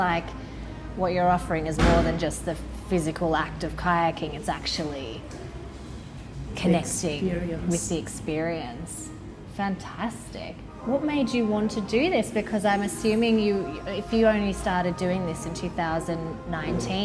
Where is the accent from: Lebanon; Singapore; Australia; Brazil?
Australia; now in Sweden; As a person who's moved here, like, even though I'm Australian